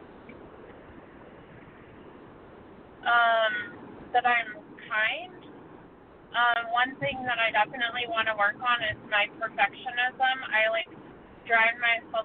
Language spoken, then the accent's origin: English; Colorado, United States; Colorado. I live in the suburb of Denver, Colorado